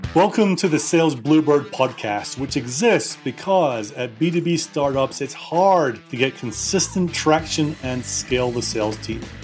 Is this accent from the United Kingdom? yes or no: yes; United Kingdom; now in Denver, United States; Being a Brit